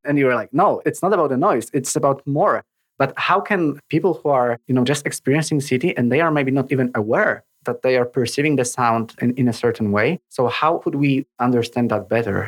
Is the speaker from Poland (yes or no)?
yes; Poland; now in Copenhagen, Denmark; in my home country of Poland